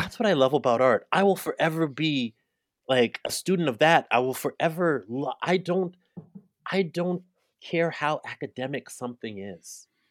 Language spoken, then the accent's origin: English; Canada; I'm African Canadian, I'm Caribbean Canadian